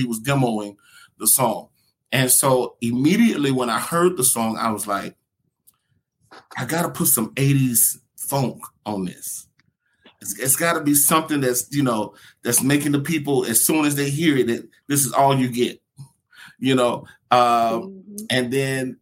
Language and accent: English; Atlanta, Georgia, United States; born and raised in Atlanta, Georgia